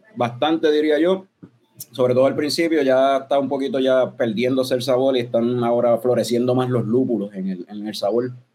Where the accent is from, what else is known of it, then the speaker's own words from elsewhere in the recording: Puerto Rico; nosotros somos puertorriqueños